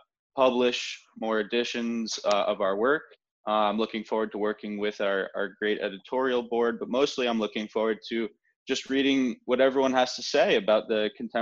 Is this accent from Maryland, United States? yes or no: yes; Bethesda, Maryland, United States; I'm from Bethesda, Maryland